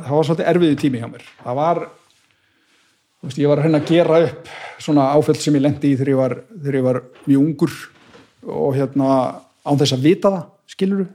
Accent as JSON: {"language": "Icelandic", "town": "Garðabær", "region": "Capital Region", "country": "Iceland", "tie": "born or raised there", "also_born_or_lived": "Akranes / Bolungarvík", "moved": "yes", "said": "ég líti á mig sem garðbæðinga því að þú veist, ég ólst upp í garðabænum"}